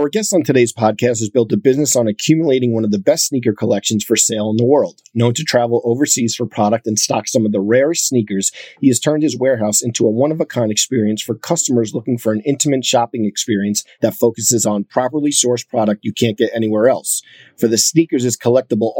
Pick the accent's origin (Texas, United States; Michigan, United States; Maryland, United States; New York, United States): New York, United States; Long Island; I grew up in Long Island